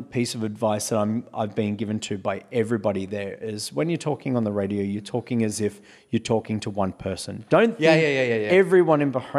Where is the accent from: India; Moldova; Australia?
Australia; accent: Australian; Well, the thing is that with my accent, my accent is not a typically thick Australian accent because I don't talk like I'm talking through my nose.